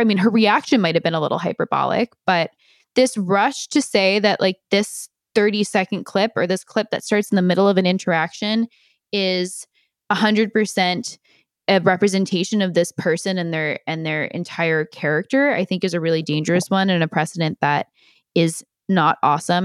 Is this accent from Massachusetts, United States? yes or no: no; Millburn, New Jersey, United States; my hometown area